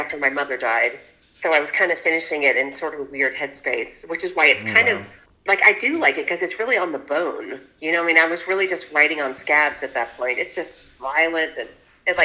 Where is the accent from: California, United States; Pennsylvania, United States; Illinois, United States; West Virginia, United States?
West Virginia, United States; Huntington; from my hometown